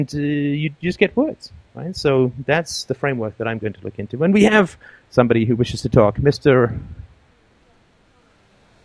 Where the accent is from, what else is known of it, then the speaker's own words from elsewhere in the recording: England, United Kingdom; now in Canada; I grew up in England, not too far from you.